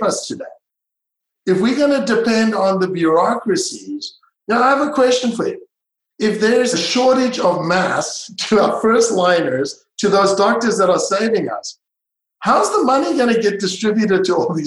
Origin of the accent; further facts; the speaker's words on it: Israel; also born or lived in South Africa; now in United States; I grew up in Israel and I was, you know, born in South Africa and I'm international community.